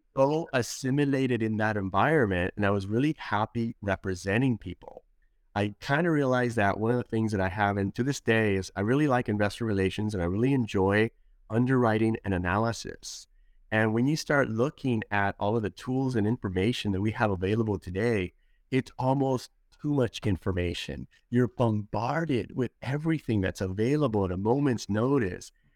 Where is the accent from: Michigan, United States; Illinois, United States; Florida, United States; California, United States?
California, United States; Los Angeles; I was born and raised in Los Angeles, California